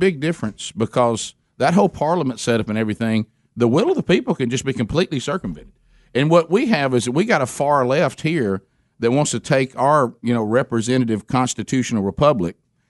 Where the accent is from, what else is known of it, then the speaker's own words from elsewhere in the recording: United States; we're American, so we scream and holler and point